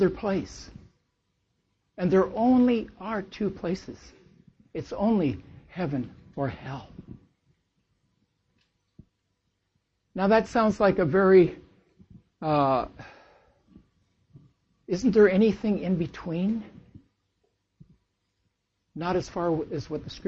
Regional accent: Lynden, Washington, United States; we're from Linden, Washington

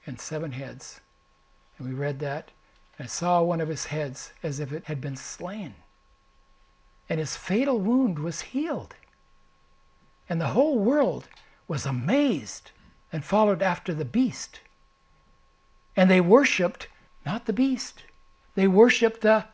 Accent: United States; as an American

